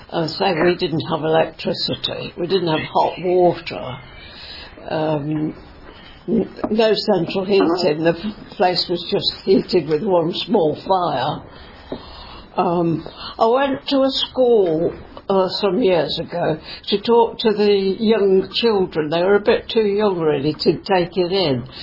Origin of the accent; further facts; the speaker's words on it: Coventry, West Midlands, United Kingdom; also born or lived in Birmingham; when I was seven, we came to Coventry. and I went to Stoke School. Uh, I was there till I was 14.